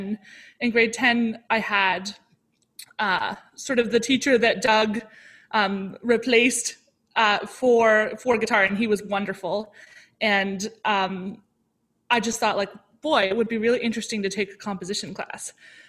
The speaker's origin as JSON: {"language": "English", "town": "Ottawa", "region": "Ontario", "country": "Canada", "tie": "born or raised there", "also_born_or_lived": "Toronto", "said": "Yeah, I was born in Ottawa and then we spent some time in Toronto and then we spent some more time in Ottawa. And then I came back to Toronto, like in eighth grade."}